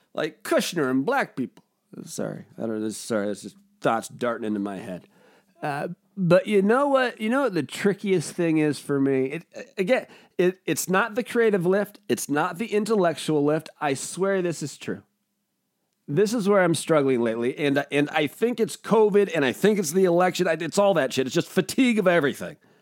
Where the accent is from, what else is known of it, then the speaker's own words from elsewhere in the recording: United States; I'm an American